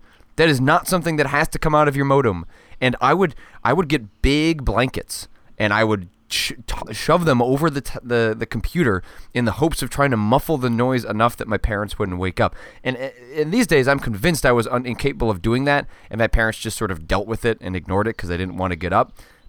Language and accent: English; Wisconsin, United States; born there; No, I was born in Wisconsin.